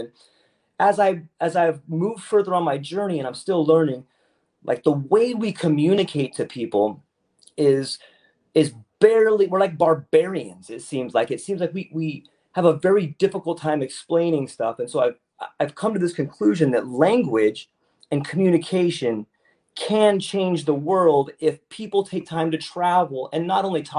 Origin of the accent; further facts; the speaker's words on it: San Diego, California, United States; moved away as an adult; now in Oahu, United States; I'm originally from San Diego, so I spent a lot of time in California.